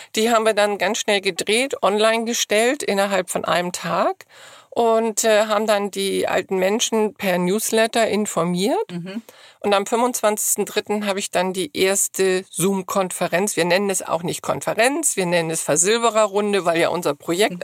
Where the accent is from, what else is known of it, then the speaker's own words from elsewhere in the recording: Hamburg, Germany; wir kommen alle aus Hamburg